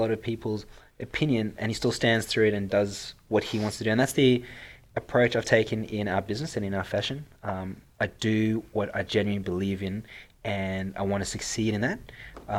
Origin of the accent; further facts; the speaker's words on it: South Africa; accent: South African; now in Australia; my sexy accent is South African. I was born and bred in South Africa and moved to Australia in 2008